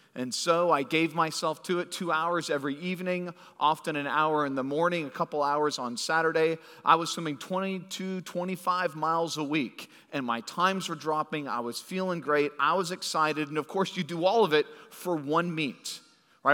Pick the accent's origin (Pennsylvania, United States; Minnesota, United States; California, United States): California, United States; moved away; I grew up in California